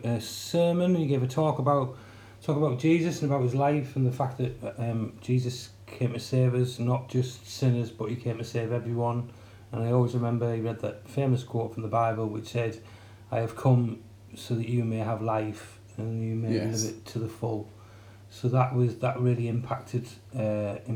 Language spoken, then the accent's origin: English; Middlesbrough, North East England, United Kingdom; moved away as an adult; also born or lived in Hull; we grew up in Middlesbrough. We grew up in Winnebanks first, and then we moved over to Linthorpe. Pretty much lived in Middlesbrough all my life. Until about 1997, but I moved to Hull